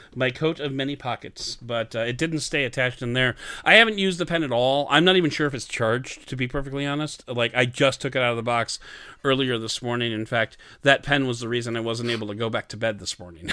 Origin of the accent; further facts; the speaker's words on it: Canada; I'm Canadian, I do Canadian threes